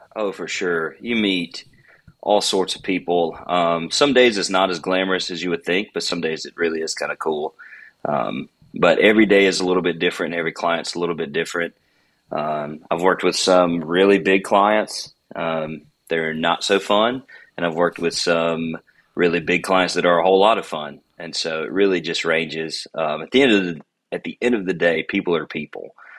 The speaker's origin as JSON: {"language": "English", "region": "Alabama", "country": "United States", "tie": "born or raised there", "also_born_or_lived": "Hattiesburg, Mississippi", "moved": "yes", "said": "I grew up in Alabama"}